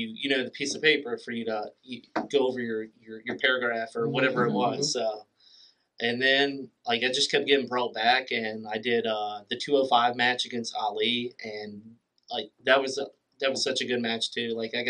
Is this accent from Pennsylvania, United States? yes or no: yes; Philadelphia, Pennsylvania, United States; talking about how I was from Philadelphia, and that I love the cheesesteak and the Liberty Bell, and I finally get to wrestle in front of my hometown crowd of Philadelphia, Pennsylvania.